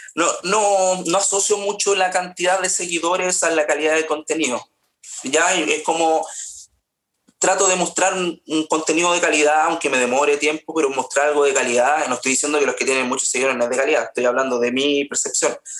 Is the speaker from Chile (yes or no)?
yes; Paine, Santiago Metropolitan Region, Chile; also born or lived in Rancagua / Graneros; nací en Rancagua, viví en Graneros hasta los cinco años, en la sexta región, y después eh, nos fuimos a Paine, ahí hice todo, desde kinder a, a cuarto medio estudié acá en Paine